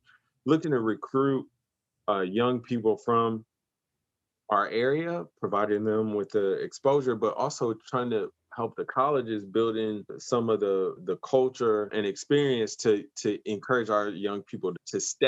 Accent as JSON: {"language": "English", "town": "Grand Rapids", "region": "Michigan", "country": "United States", "tie": "born or raised there", "also_born_or_lived": "Detroit, United States / Kansas City, United States", "said": "my hometown in Grand Rapids, Michigan"}